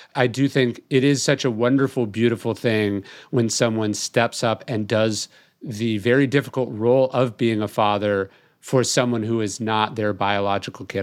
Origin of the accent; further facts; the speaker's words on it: California, United States; now in Texas, United States; how I grew up in California